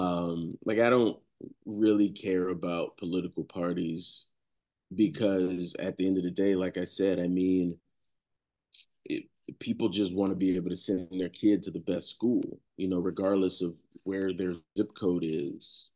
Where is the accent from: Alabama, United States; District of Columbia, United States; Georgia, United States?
Georgia, United States; Savannah; moved away as an adult; also born or lived in Tallahassee, Florida; born and raised in Savannah, two lovely parents